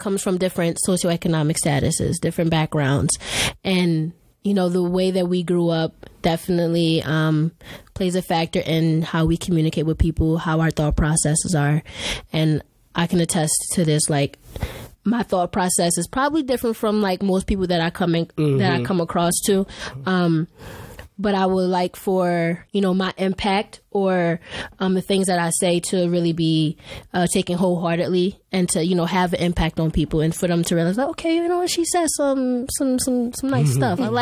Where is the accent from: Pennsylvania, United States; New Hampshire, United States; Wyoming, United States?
Pennsylvania, United States; Philadelphia; moved away; I'm from Philadelphia.